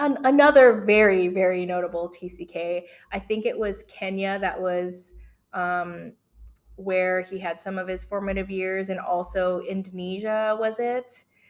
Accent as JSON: {"language": "English", "country": "Italy", "tie": "born or raised there", "also_born_or_lived": "Philippines", "said": "So mine was, I was born in the Philippines. I'm an American national. And I spent my formative years in Italy."}